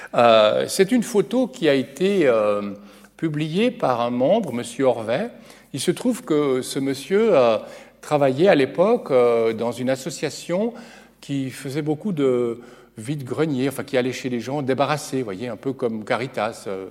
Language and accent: French; Geneva, Switzerland; je viens de Genève